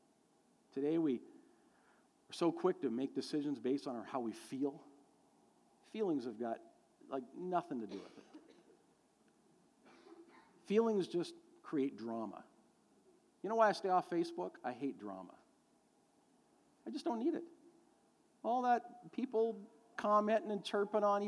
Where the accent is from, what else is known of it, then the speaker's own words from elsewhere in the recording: Canada; here in Canada